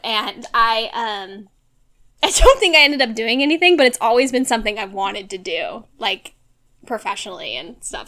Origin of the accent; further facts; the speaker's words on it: Orange County, California, United States; now in Los Angeles, United States; grew up in Orange County my whole life